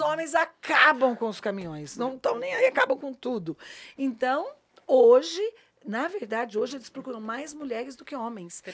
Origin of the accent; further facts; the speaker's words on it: São Paulo, Brazil; eu sou paulista